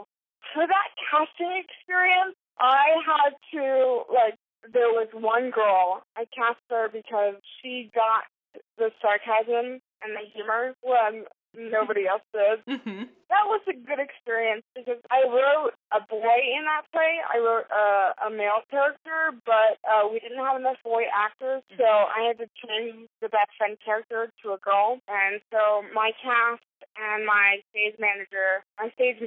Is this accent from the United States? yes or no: yes; Houston, Texas, United States; moved away as an adult; also born or lived in New York; I was born and raised in Houston, and I desperately wanted to get out